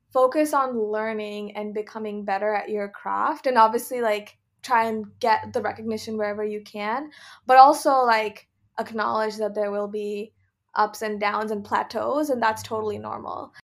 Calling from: Sacramento, California, United States; also born or lived in New York; I am calling from sunny California, um, specifically Sacramento, where I'm staying with my family.

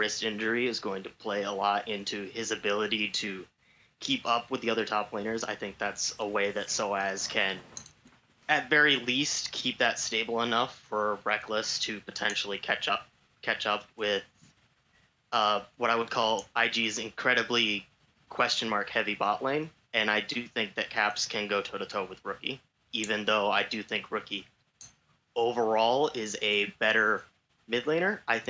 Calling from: Mason, Michigan, United States; I'm calling from Mason, Michigan, just south of Lansing.

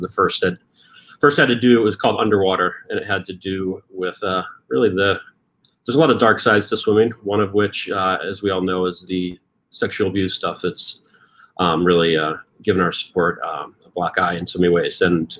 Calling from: New York City, New York, United States; Coming from New York City. Sitting in my office over Union Square in Lower Manhattan.

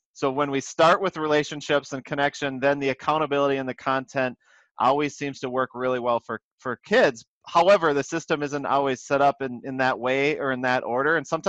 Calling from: Austin, Minnesota, United States; Minnesota, Austin

